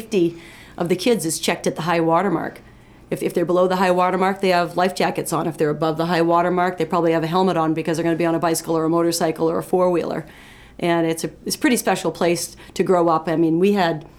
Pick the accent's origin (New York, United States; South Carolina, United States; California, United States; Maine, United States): Maine, United States; Topsham; also born or lived in Isle au Haut, Maine; We went between Topsom, Maine, and Isle of Hoe, which is our summer home